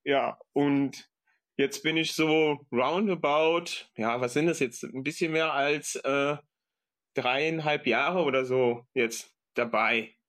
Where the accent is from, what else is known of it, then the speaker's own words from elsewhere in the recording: Aachen, North Rhine-Westphalia, Germany; ich komme aus Aachen